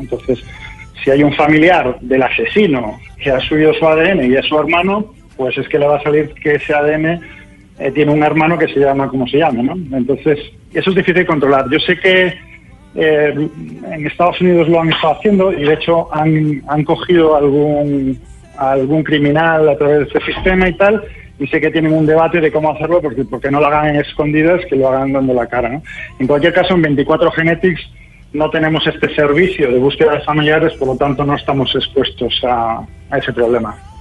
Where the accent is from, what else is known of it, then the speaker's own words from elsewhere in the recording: Spain; Yo mismo soy español